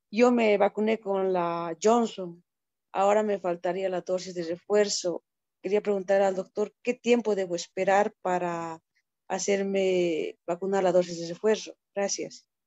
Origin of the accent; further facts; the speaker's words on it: Cochabamba, Bolivia; Buenas noches, soy de Cochabamba